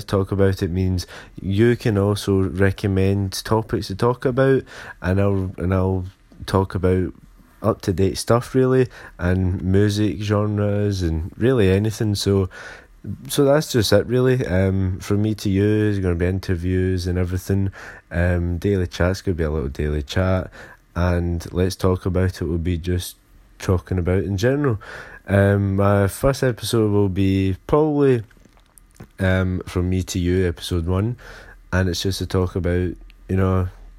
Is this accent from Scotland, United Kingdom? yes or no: yes; Glasgow, Scotland, United Kingdom; I'm from Glasgow, Scotland